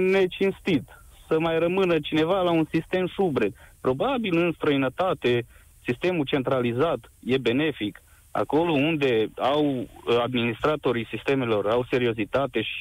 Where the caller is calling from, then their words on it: Târgu Mureș, Mureș County, Romania; Vă sunt din Târgu Mureș și vreau să vă spun că în 2012 aici s-a oprit ultima centrală de cartier